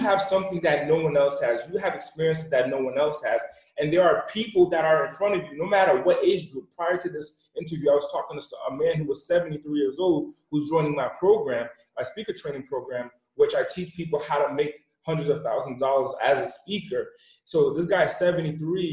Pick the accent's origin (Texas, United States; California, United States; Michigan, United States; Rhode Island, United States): Rhode Island, United States; East Coast; I'm originally from the West Coast, from the East Coast. I was raised in an impoverished area in the smallest city, in the smallest state.